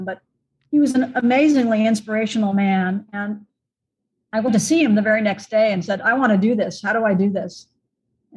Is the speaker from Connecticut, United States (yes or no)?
yes; Southern Connecticut, United States; I grew up in Southern Connecticut in kind of an outdoors context